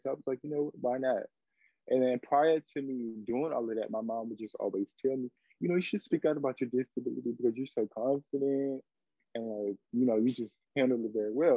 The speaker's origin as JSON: {"language": "English", "town": "Washington", "region": "District of Columbia", "country": "United States", "moved": "yes", "lives_now": "Atlanta, United States", "said": "I'm from Washington, D.C., but I currently reside in Atlanta, Georgia."}